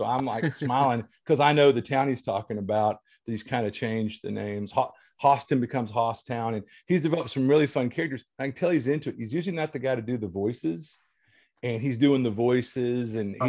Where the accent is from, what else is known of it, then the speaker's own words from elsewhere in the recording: Louisiana, United States; now in East Texas, United States; I'm from Louisiana and that's where he's at. And I live in here in East Texas.